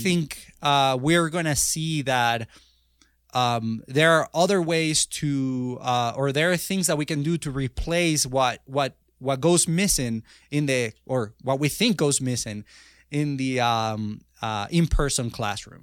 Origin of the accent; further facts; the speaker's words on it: Venezuela; moved away as an adult; now in United States; I was born in Venezuela